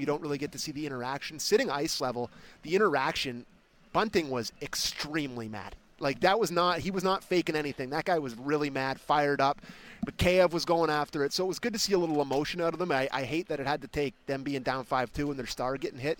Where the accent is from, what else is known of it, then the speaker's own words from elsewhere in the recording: Canada; I'm a Canadian